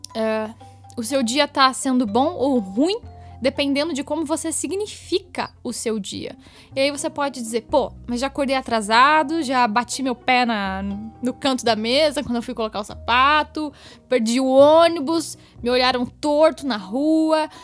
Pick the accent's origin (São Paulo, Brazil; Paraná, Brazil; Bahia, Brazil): Paraná, Brazil; Curitiba; E eu nasci em Curitiba, eu moro aqui em Curitiba